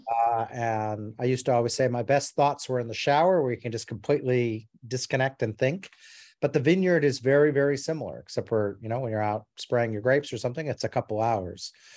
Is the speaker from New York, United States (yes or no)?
no; Alaska and Montana, United States; moved away as an adult; also born or lived in Arizona, United States; now in Australia; I grew up in Alaska and Montana in the United States